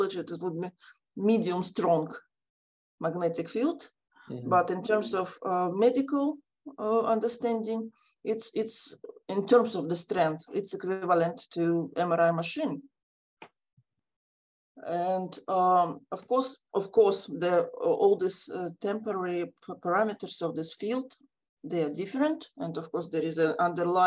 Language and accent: English; Ukraine; now in Australia; I'm also from Ukraine